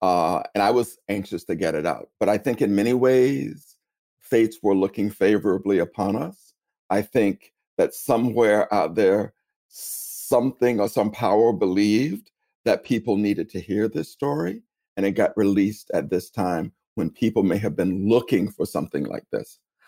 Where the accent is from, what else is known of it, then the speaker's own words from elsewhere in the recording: Tallahassee, Florida, United States; now in New York City, United States; I'm originally from Tallahassee, Florida." They go, "I knew you were from the South," or "You sound like a relative of mine," right? Because I am Southern. Although I live in New York City, I remain a deeply Southern person in so many ways.